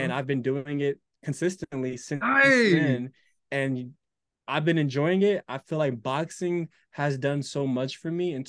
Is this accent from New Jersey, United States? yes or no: yes; Newark, New Jersey, United States; born there; I was born in Newark, lived outside of it.